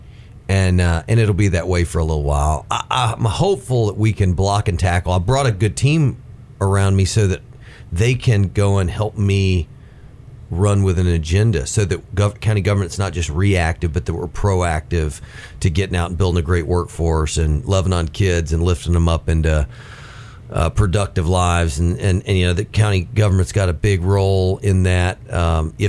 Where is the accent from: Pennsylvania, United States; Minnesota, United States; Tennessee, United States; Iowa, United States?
Tennessee, United States; Hixson; also born or lived in Nashville; I grew up in Hickson, kind of deep out on Big Ridge, and had a lot of TVA land behind my house